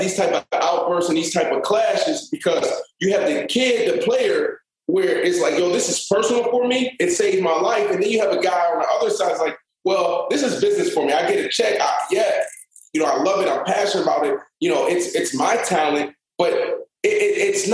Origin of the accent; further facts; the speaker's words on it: Pittsburgh, Pennsylvania, United States; I was born in the Allegheny Hospital